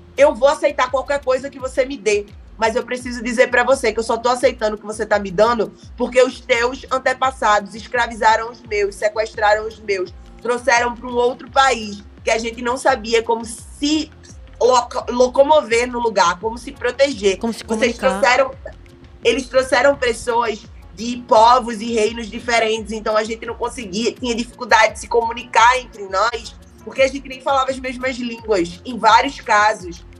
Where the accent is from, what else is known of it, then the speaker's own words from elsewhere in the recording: Pernambuco, Brazil; accent: Pernambuco; moved away as an adult; now in Rio de Janeiro, Brazil; sou pernambucana